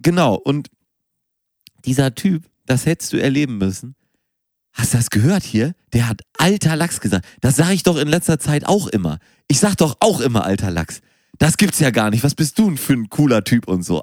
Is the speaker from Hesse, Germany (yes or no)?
no; Münster, North Rhine-Westphalia, Germany; now in Hamburg, Germany; ich bin auch in Münster geboren